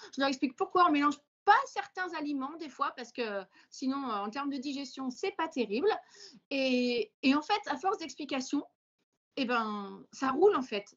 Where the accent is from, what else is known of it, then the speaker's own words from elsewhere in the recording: Vendée, Pays de la Loire, France; je suis vendéenne